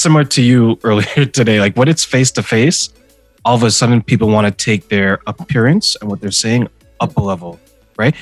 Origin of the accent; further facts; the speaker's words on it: Ontario, Canada; also born or lived in Montreal, Quebec, Canada; I was born in Montreal, Quebec, Canada, and then we were reunited in Ontario